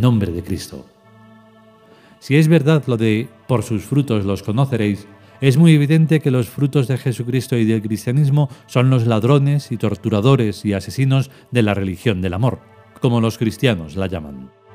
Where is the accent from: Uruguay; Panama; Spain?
Spain; En esta reencarnación soy español